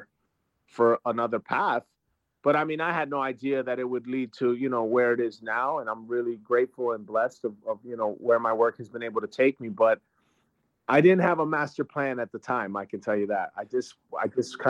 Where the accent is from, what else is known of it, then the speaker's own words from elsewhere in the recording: Trenton, New Jersey, United States; I grew up in Trenton, New Jersey.